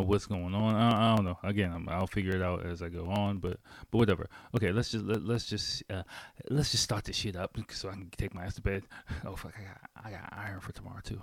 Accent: Washington, District of Columbia, United States; moved away as an adult; now in Japan; I grew up in Washington, D C, and I lived in D C full-time, I'll say full-time, for seventeen

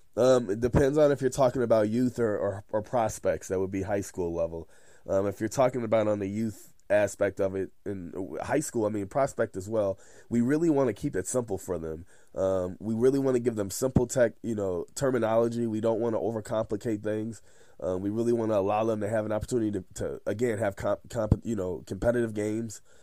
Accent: Chicago, Illinois, United States; I'm from Chicago, close to Chicago, Illinois. Uh, I lived there my whole life pretty much.

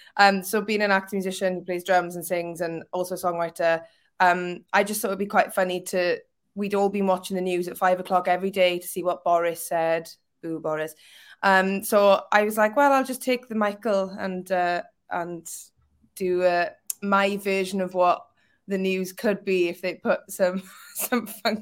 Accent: Wales, United Kingdom; now in Liverpool, United Kingdom; Currently in Liverpool, but obviously okay. I'm Welsh.

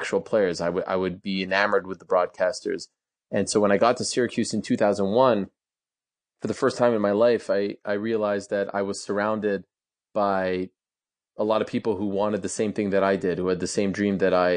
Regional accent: Montreal, Quebec, Canada; I grew up in Montreal

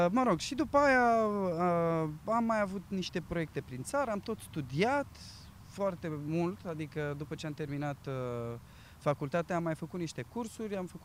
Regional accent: Romania; moved away as an adult; now in London, United Kingdom

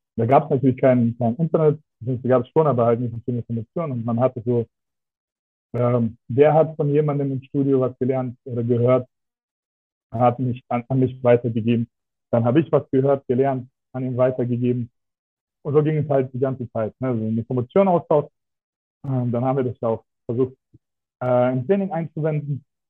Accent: Russia; now in Germany; ich bin gebürtig aus Russland. Also ich bin so ähm, in Deutschland sogenannte Deutschrusse

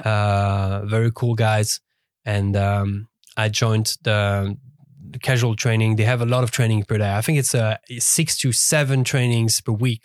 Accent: Lausanne, Vaud, Switzerland; English is a second language; moved away as an adult; born and raised in Lausanne, uh, basically lived my whole life over there

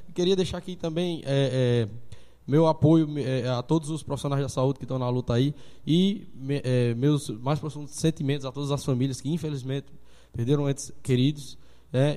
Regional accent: Sumé, Paraíba, Brazil; now in Monteiro, Brazil; eu sou de Sumé

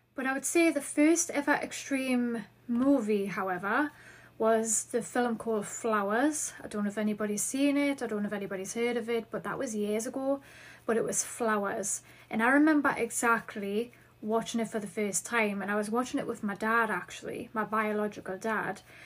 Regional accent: Newcastle upon Tyne, North East England, United Kingdom; accent: Geordie; I live in Newcastle upon Tyne in the northeast of England, in case you are unfamiliar. So, you may catch on to my Geordie accent. So, Yes, I do have the Geordie accent

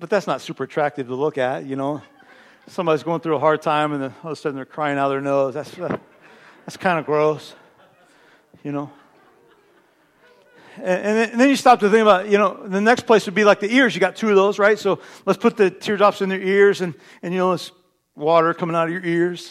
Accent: Terre Haute, Indiana, United States; moved away; also born or lived in East Alton, Illinois; My family and I, some of you know, we're from Terre Haute, Indiana

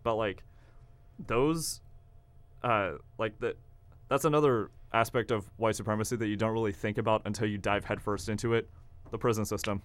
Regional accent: Kansas, United States; now in Oklahoma, United States; I'm from Kansas

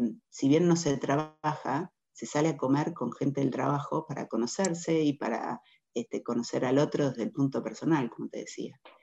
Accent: Argentina; moved away as an adult; also born or lived in London; now in Mexico; Nosotros como argentinos estamos muy acostumbrados a vivir de crisis en crisis

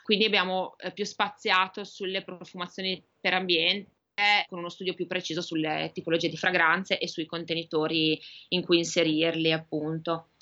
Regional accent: Emilia-Romagna, Italy; also born or lived in Sardinia; io sono emiliana

